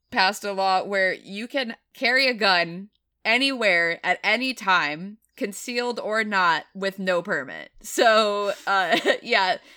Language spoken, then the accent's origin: English; Tennessee, United States; I definitely have had people living in the north who are find out that I'm from Tennessee and they're like, "But you don't sound like it."